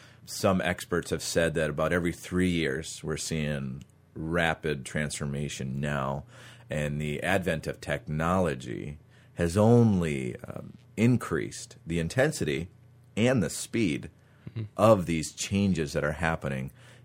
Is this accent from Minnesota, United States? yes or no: yes; Minnesota, United States; and so I actually had to borrow another church's student ministry on Wednesdays growing up in Minnesota.